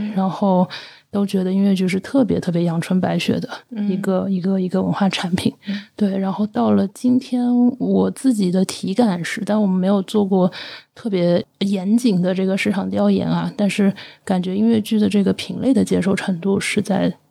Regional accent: Zhejiang, China; 我是浙江人，嗯。就感觉可能那个从商的氛围比较，比较浓重

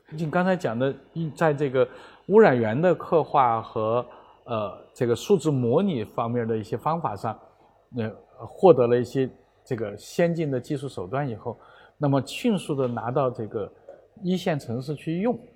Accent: Chengdu, Sichuan, China; moved away; 我老家在成都

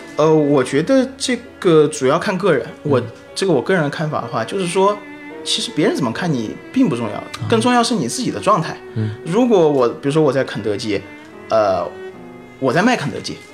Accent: China; moved away as an adult; also born or lived in Singapore / Australia; 我们作为中国人

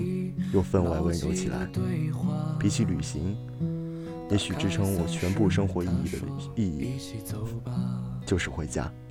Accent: Huainan, Anhui, China; now in Beijing, China; 回到北京的家中不到一周，又继续高铁回到了我的故乡淮南。

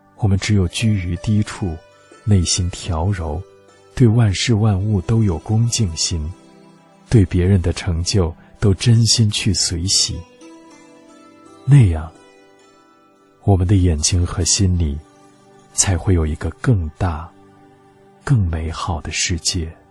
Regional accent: Tibet, China; moved away; 我说我从西藏来

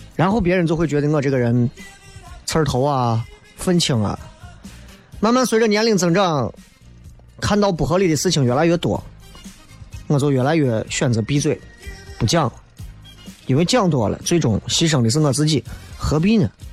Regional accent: Xi'an, Shaanxi, China; 我们西安人正儿八经地道的西安人

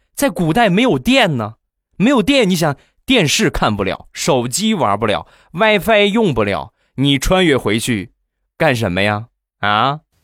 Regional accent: Rizhao, Shandong, China; 我家乡的特产，日照绿茶

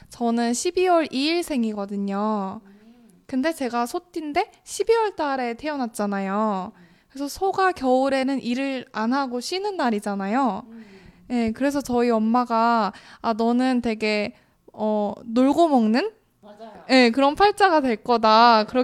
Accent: Gangneung, Gangwon, South Korea; 그래서 저는 고향이 강릉이었기 때문에 저도 새해가 되면 빠짐없이 앞에 강릉에 바다가 있잖아요.

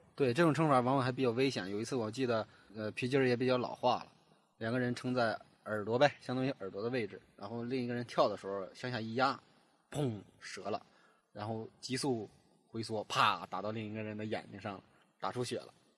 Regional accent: Hebei, China; 作为一个河北人呢，我从小就非常喜欢武侠故事

